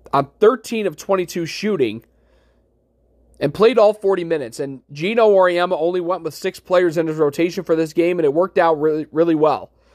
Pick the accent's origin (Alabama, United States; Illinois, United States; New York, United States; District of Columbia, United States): New York, United States; Utica; Utica City F C, uh, professional indoor soccer club in my hometown